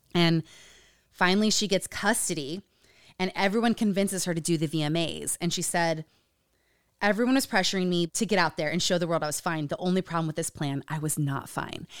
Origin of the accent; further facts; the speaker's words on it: Utah, United States; Growing up in Utah